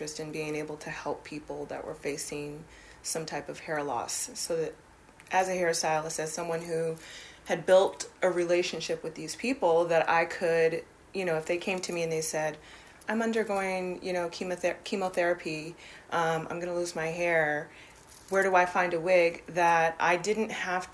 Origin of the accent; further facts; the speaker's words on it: Berkeley, California, United States; moved away as an adult; also born or lived in Oakland, California; now in New York, United States; I grew up in the Bay Area. I went to Berkeley schools mostly